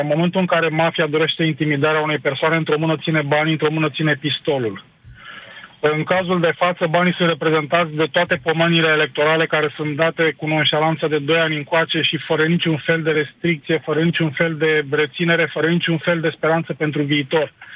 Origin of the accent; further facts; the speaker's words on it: Bucharest, Romania; am 47 de ani, sunt din București